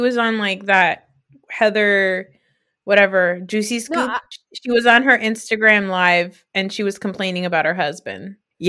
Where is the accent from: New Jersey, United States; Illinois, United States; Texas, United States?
New Jersey, United States; I'm from Jersey